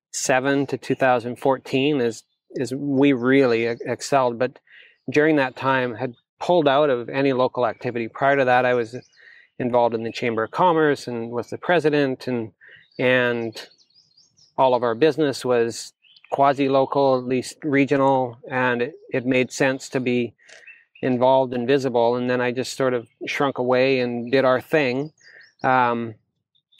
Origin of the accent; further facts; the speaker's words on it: Chilliwack, British Columbia, Canada; I'm from Chilliwack, BC